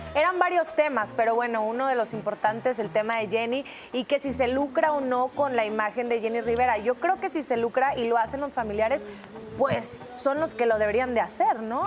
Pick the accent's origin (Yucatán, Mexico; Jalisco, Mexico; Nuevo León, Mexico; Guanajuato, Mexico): Nuevo León, Mexico; Monterrey; es mi tierra y sí es extrema